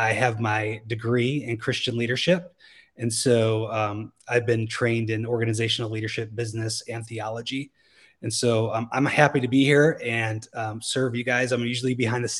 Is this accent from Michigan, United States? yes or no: yes; Michigan, United States; moved away as an adult; now in California, United States; I'm originally from Michigan, which is, on the East Coast, Midwest, sort of the East Coast area. I am originally an hour northwest of Detroit